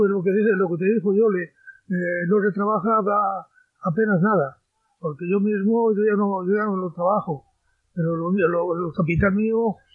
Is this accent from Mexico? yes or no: no; Villazala, Castile and León, Spain; born there